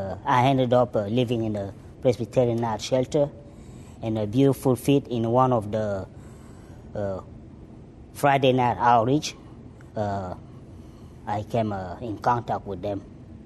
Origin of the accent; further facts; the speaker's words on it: Cameroon; English is a second language; now in Texas, United States; I'm not originally from Texas. I'm from Cameroon.